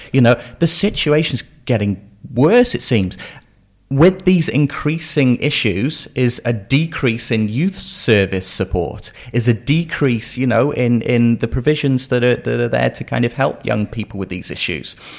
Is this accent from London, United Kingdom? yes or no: no; Shropshire, West Midlands, United Kingdom; growing up in Shropshire.